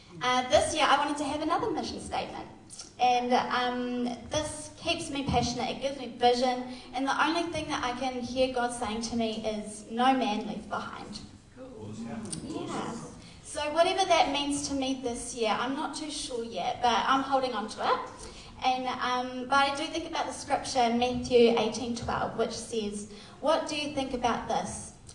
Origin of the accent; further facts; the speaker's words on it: New Zealand; also born or lived in Australia; I'm actually from Australia. I grew up in New Zealand, though. Sorry if there's any Australians in here. I grew up in New Zealand, though. I've been here for about 20 years, so I feel like I'm a Kiwi now.